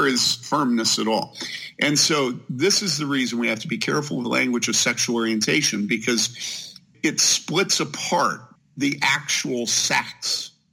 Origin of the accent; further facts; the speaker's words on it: Wheaton, Illinois, United States; I grew up there in Wheaton where he grew up